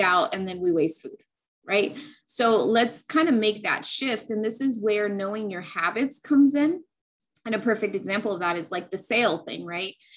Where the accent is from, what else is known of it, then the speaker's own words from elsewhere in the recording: California, United States; also born or lived in New Mexico; I grew up in California. I was born and raised here.